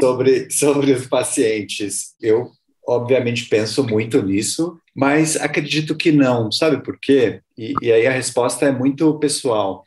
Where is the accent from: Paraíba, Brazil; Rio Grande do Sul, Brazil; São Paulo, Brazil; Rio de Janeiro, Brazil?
São Paulo, Brazil; eu sou de São Paulo, mas eu fui muito cedo morar no interior. Eu morei, morei em duas cidades pequenas, aqui perto de São Paulo.